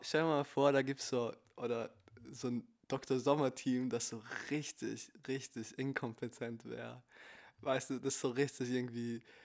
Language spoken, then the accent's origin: German; Italy; Ich bin Italiener